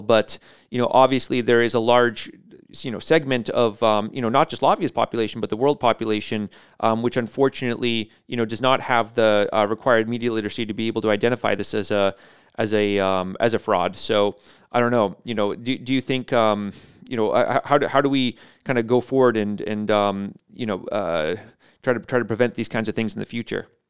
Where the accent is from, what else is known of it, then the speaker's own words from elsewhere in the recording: United States; moved away; as an American